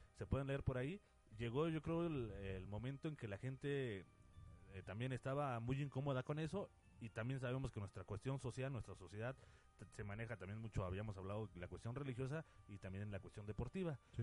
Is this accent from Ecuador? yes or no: no; Mexico; mucho de ahí viene nuestra cultura y, eh, varias cosas que, se expresan como, como pueblo mexicano